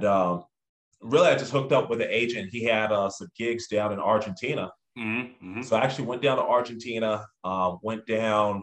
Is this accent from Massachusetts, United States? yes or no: no; Lake Elsinore, California, United States; also born or lived in Anaheim; growing up in SoCal